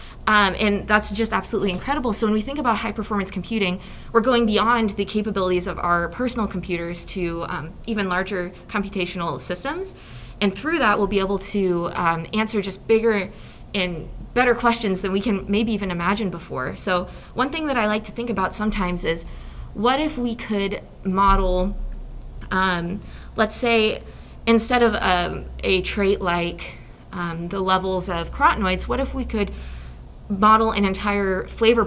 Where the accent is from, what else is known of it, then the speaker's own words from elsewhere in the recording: Nebraska, United States; I'm from Nebraska originally